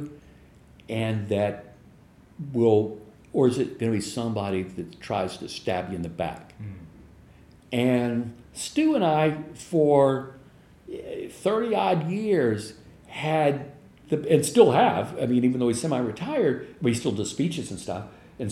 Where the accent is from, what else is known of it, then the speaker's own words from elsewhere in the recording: Louisiana, United States; I grew up in Louisiana, southern part of the United States